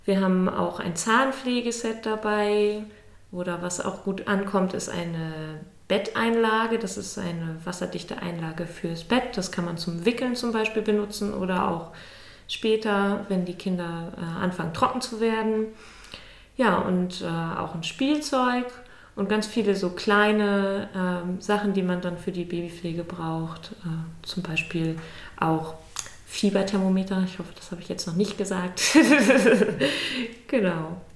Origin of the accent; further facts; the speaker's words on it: Schleswig-Holstein, Germany; ich komme nicht aus Lübeck direkt, ich komme aus einem kleinen Dorf aus der Nähe von Lübeck ähm, bin dann nach dem Abi weggegangen zu, zum Studieren nach Cottbus